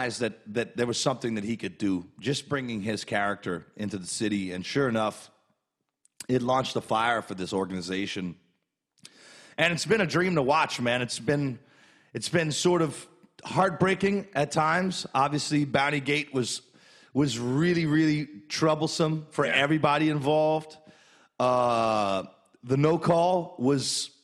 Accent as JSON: {"language": "English", "town": "Carencro", "region": "Louisiana", "country": "United States", "tie": "born or raised there", "said": "Kevin Falk is from my hometown. Kevin Falk went to my alma mater at Karen Crow High School"}